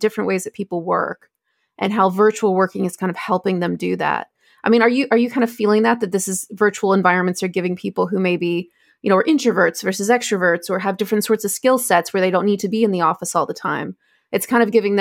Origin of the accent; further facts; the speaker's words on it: United States; moved away as an adult; now in United Kingdom; as an American who's working in the UK